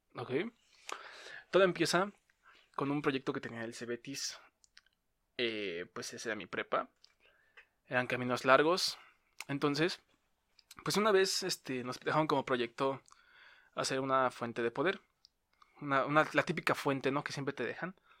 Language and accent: Spanish; Mexico; accent: Mexican; tenía el acento, pues, nuestro acento mexicano